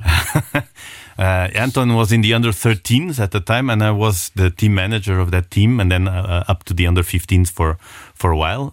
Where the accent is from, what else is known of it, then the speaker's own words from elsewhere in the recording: Portugal; now in Luxembourg; we are Portuguese people, we are very passionate